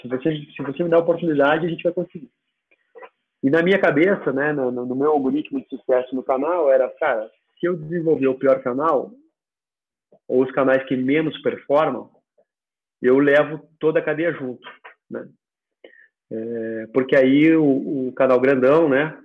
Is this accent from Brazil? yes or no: yes; Bagé, Rio Grande do Sul, Brazil; moved away as an adult; also born or lived in Florianópolis; now in Curitiba, Brazil; eu sou natural de Bagé, do interior do Rio Grande do Sul